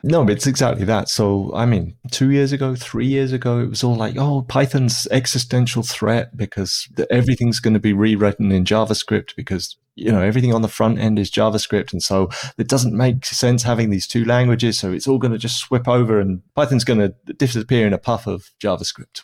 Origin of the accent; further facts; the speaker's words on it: United Kingdom; I'm British